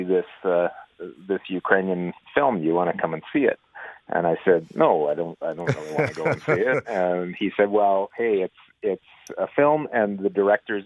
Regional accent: Saskatchewan, Canada; I grew up in Saskatchewan.

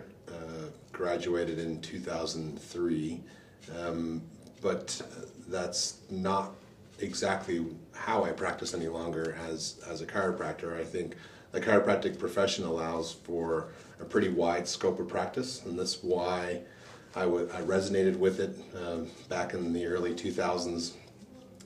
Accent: Canada; moved away as an adult; also born or lived in Tampa, Florida; I'm a Canadian born practitioner

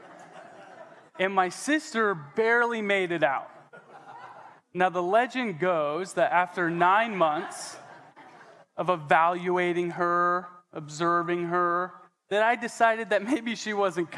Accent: Coeur d'Alene, Idaho, United States; I was born in Coeur d'Alene, Idaho, at the Big Blue Hospital.

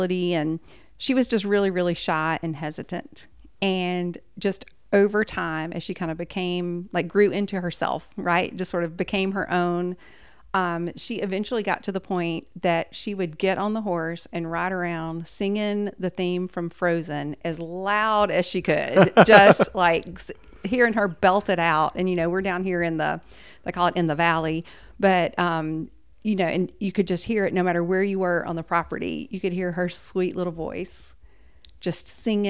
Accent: Abernant, Alabama, United States; we grew up off of exit 100 way out in the middle of nowhere. A little town called Abernat

